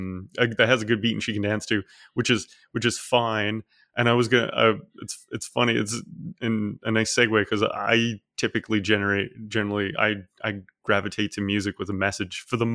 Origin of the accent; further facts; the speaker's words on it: Newfoundland and Labrador, Canada; I'm from Newfoundland, and so like I grew up by the ocean